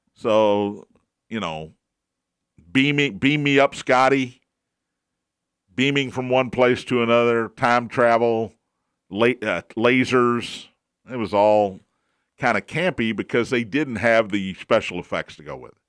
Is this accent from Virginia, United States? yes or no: no; Kentucky, United States; I'm from Kentucky